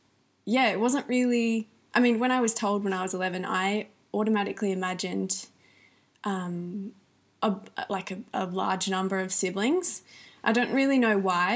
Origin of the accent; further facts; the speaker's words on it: the Riverland, South Australia, Australia; also born or lived in Melbourne, Australia; I grew up in the Riverland, South Australia